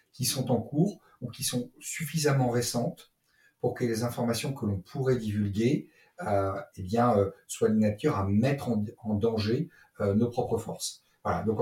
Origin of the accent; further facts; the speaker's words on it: Brittany, France; je suis donc je suis né en Bretagne. J'ai passé une bonne partie de, ma jeunesse en Bretagne